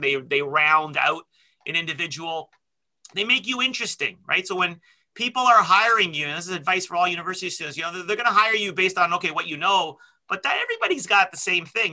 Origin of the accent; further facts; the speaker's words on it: Toronto, Ontario, Canada; also born or lived in London, Ontario; I grew up in Scarborough